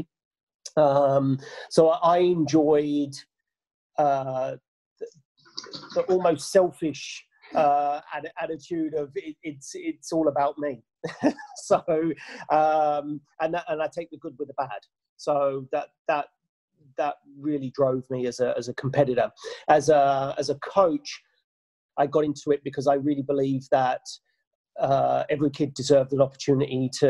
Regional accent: England, United Kingdom; moved away as an adult; also born or lived in New Zealand / Japan; now in Australia; We're both English.

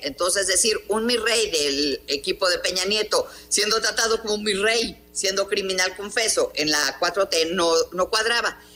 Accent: Mexico; como mexicanos

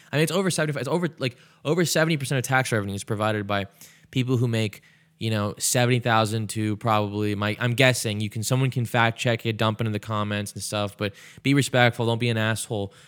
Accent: United States; I was born in America

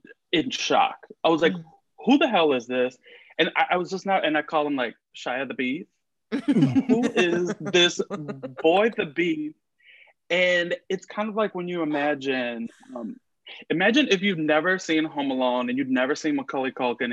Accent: Miami, Florida, United States; I grew up in Miami, Florida.

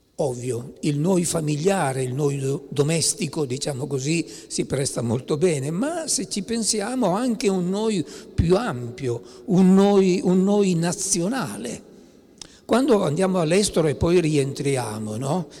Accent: Piedmont, Italy; io sono piemontese

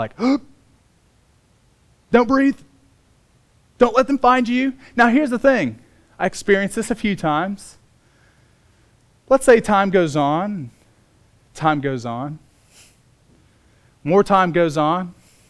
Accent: Bloomington, Indiana, United States; I was born in Bloomington, Indiana. I grew up on a farm

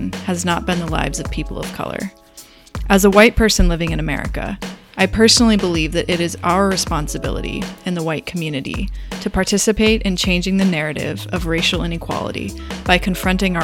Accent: Los Angeles, California, United States; now in Brooklyn, United States; I was born and raised in Los Angeles, and I am white

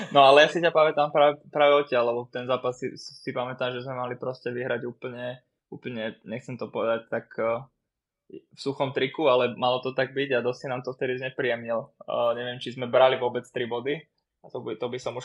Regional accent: Bratislava, Bratislava Region, Slovakia; moved away as an adult; now in Litvínov, Czech Republic; na Slovene, keď som vyrastal, ale aj v, na Hobe v Bratislave

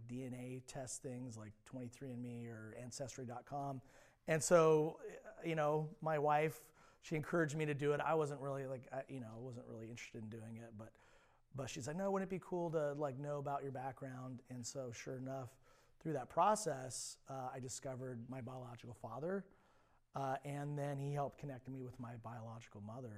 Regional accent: Alameda, California, United States; also born or lived in Central Coast, California; I was born and raised in the Bay Area, specifically a little island called Alameda, which is in the East Bay

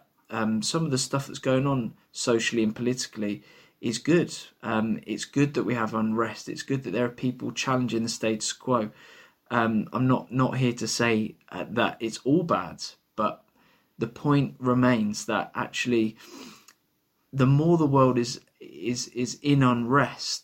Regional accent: London, United Kingdom; now in Bristol, United Kingdom; I am not from Bristol. I come from London.

